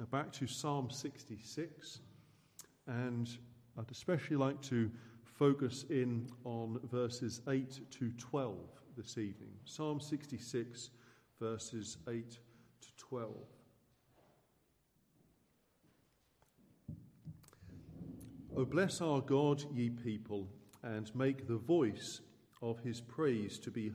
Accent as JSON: {"language": "English", "area": "Suffolk", "region": "East of England", "country": "United Kingdom", "said": "I hail from Suffolk"}